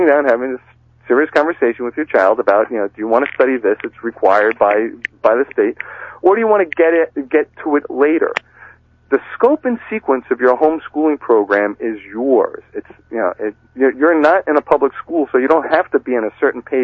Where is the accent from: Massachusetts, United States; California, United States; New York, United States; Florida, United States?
Massachusetts, United States; my home state of Massachusetts